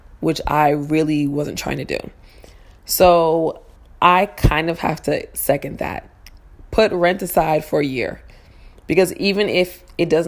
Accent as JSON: {"language": "English", "town": "New York City", "region": "New York", "country": "United States", "said": "I'm from Harlem."}